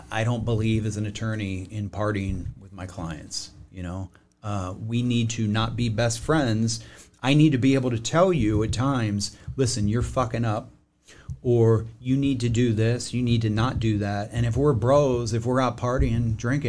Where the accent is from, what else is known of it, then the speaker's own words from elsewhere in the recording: East Coast, United States; moved away as an adult; also born or lived in Los Angeles, California; now in California, United States; middle class, East Coast